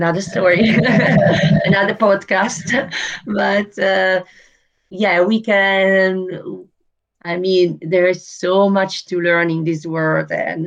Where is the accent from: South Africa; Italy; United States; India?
Italy; now in Netherlands; I was born in Italy.